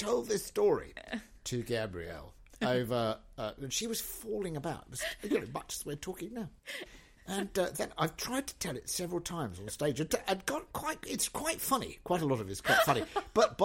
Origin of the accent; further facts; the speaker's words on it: Essex, East of England, United Kingdom; I'm not even really Welsh. I mean, I was brought up in Essex